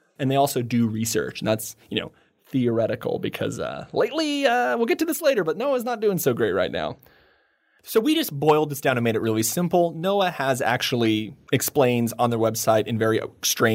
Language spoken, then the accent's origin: English; United States; now in Taiwan; I'm an American